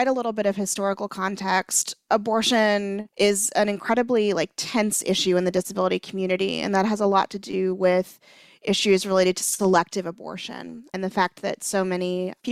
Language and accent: English; Louisiana, United States; moved away; I'm from Louisiana.